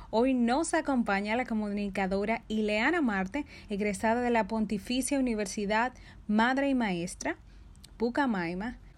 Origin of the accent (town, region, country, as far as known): Dominican Republic